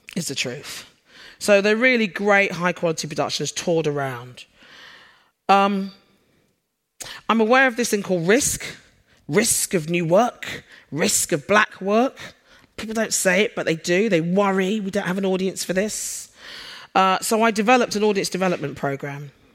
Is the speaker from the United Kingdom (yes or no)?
yes; London, United Kingdom; now in Sheffield, United Kingdom; for those of you who are familiar with the accent, I'm a Londoner. I moved up north.